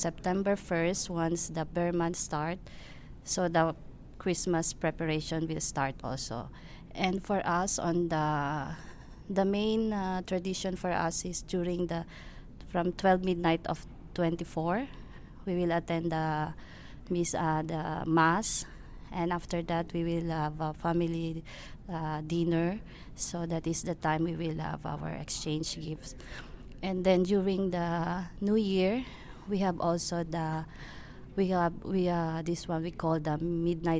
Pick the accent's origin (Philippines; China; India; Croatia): Philippines; now in Canada; I'm from Philippines, so means I'm Filipino.